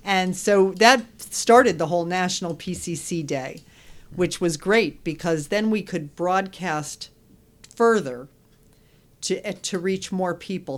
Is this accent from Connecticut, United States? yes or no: yes; West Hartford, Connecticut, United States; I am from Connecticut. My family's here, born and raised in West Hartford.